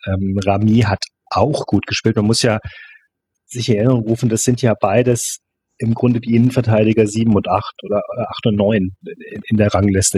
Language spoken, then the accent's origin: German; Germany; also born or lived in Paris, France; ich bin in Deutschland aufgewachsen. Mein Vater ist Franzose